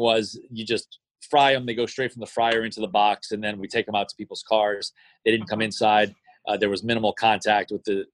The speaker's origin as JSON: {"language": "English", "area": "Jefferson Parish", "region": "Louisiana", "country": "United States", "tie": "born or raised there", "said": "I grew up in Jefferson Parish, spent my youth in Jefferson Parish, spent my high school time in Jefferson Parish"}